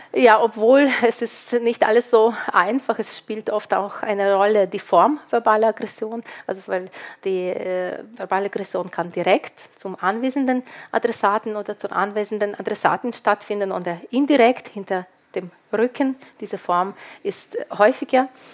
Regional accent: Lviv, Lviv Oblast, Ukraine; moved away; ich stamme aus Lviv, Lemberg, eine multikulturelle Stadt

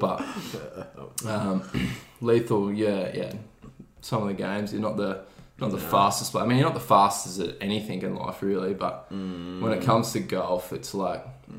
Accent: Australia; not a great showing from the Aussies, with three missing the cut out of four. So Jason Day, Adam Scott, Mark Leishman, three of our best golfers currently

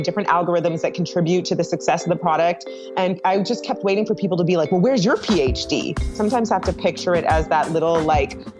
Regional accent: Toronto, Ontario, Canada; moved away as an adult; now in Atlanta, United States; From Toronto, Canada, moved here about 9 years ago.

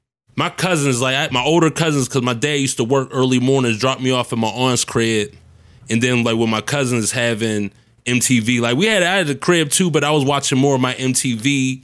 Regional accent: Homestead, Pennsylvania, United States; It was more so, okay, I was born on the Hill, moved to Homestead when I was about, I can remember, 4 or 5 years old.

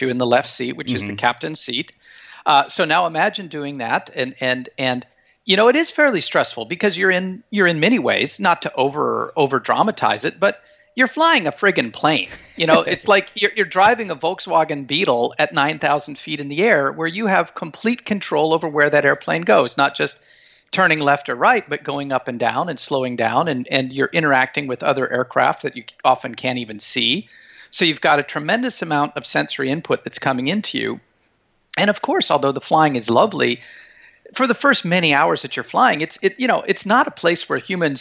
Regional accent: Montana, United States; moved away as an adult; also born or lived in Moscow, Russia; I have incredibly powerful memories of growing up in Montana, kind of out in the big sky state

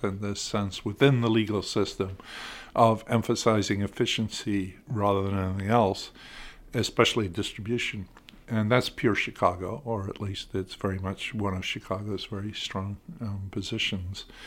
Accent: United Kingdom; moved away as an adult; now in United States; I grew up in Britain until, you know, the mid-eighties

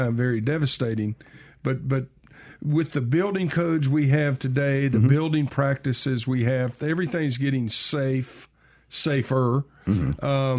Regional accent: Germantown, Tennessee, United States; I grew up in Germantown

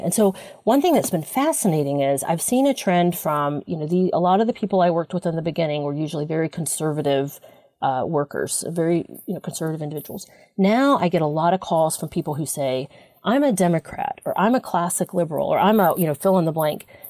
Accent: South Carolina, United States; moved away; also born or lived in California; I, I worked for many years in California, but I was raised in South Carolina

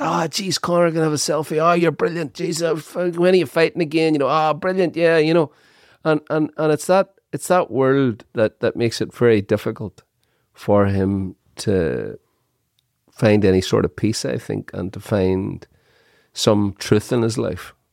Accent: Dungiven, Northern Ireland, United Kingdom; I was born in Dungiven, Everybody lived in a council house

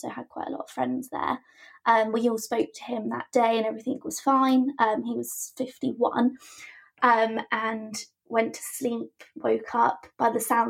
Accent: Poole, South West England, United Kingdom; I'm from Poole in Dorset and I'm 24

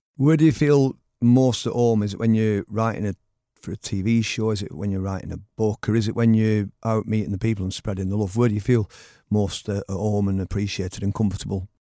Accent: Oldham, North West England, United Kingdom; now in Stockport, United Kingdom; I grew up in Oldham as well, so I'm the same age as you

